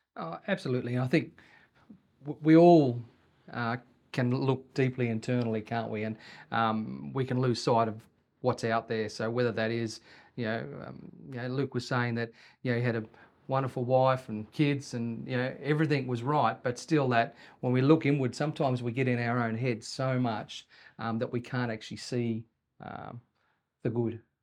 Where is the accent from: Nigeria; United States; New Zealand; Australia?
Australia; Sydney, New South Wales; moved away as an adult; now in Wagga Wagga, Australia; when we moved to Wagga from Sydney when I was twenty-one